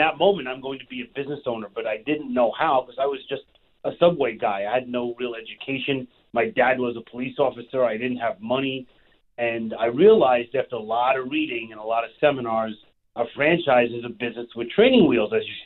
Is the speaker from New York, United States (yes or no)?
yes; New York City, New York, United States; also born or lived in Long Island, New York; I am born and raised in Brooklyn, New York. I live on Long Island now, and you can hear that in my voice.